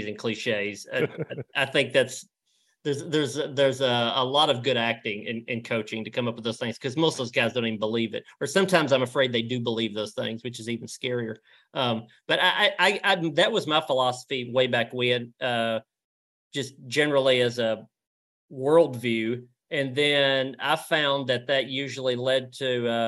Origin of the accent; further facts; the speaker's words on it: Tennessee, United States; also born or lived in Nashville, Tennessee / Mount Juliet, Tennessee; I grew up in Tennessee, and it's West Tennessee, Middle Tennessee, East Tennessee. And they all I've lived in all three now